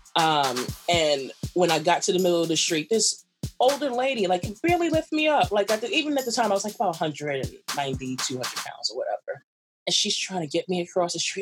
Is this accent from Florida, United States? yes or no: no; New York City, New York, United States; I'm a weird New Yorker. I'm a New Yorker to actually talk to people